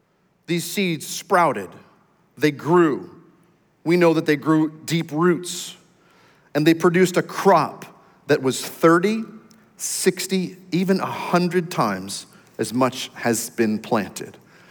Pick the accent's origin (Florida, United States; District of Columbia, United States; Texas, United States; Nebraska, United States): Texas, United States; I know I go to church once in a while because I'm a Texan and that's what we do.